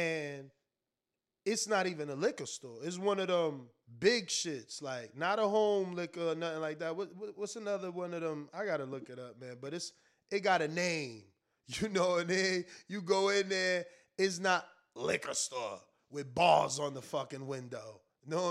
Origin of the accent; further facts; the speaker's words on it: the East, East Coast, United States; I'm from the East